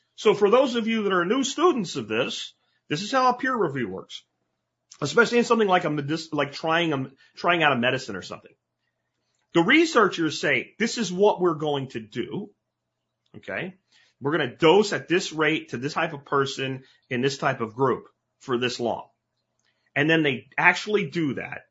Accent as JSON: {"language": "English", "region": "Pennsylvania", "country": "United States", "tie": "born or raised there", "moved": "yes", "said": "as a kid growing up in Pennsylvania"}